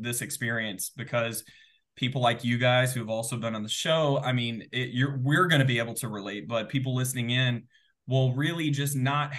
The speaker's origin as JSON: {"language": "English", "region": "Texas", "country": "United States", "tie": "born or raised there", "moved": "as an adult", "lives_now": "Seattle, United States", "said": "Originally born and raised in the South. I'm a Southern boy at heart, born and raised in Texas"}